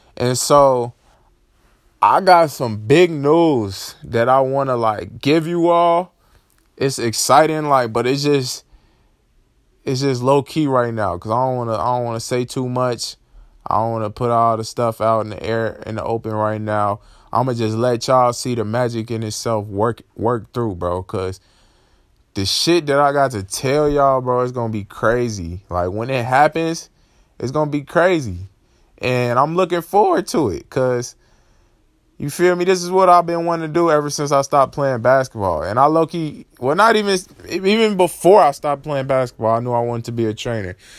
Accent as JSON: {"language": "English", "town": "Chicago", "region": "Illinois", "country": "United States", "said": "I'm from Chicago"}